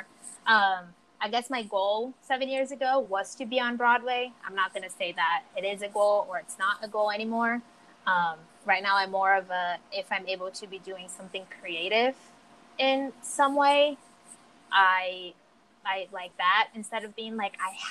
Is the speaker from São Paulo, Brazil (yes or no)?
yes; São Paulo, Brazil; English is a second language; moved away as an adult; now in New York City, United States; I'm from Brazil, São Paulo, Brazil. I've been in America for almost 7 years